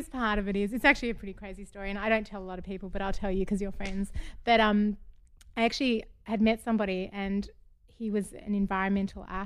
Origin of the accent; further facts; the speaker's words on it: Melbourne, Victoria, Australia; accent: Australian; moved away as an adult; now in United States; I'm from Australia